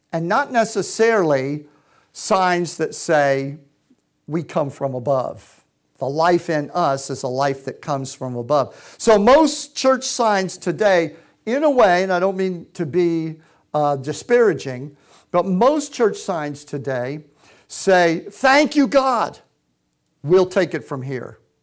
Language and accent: English; Boston, Massachusetts, United States; also born or lived in Würzburg, Germany; we grew up in Boston